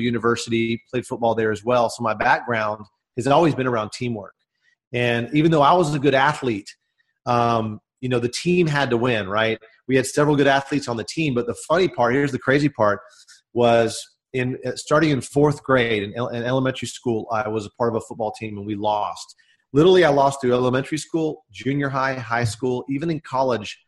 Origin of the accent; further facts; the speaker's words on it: Dallas, Texas, United States; I'm from the Dallas, Texas area, and uh, I grew up in the states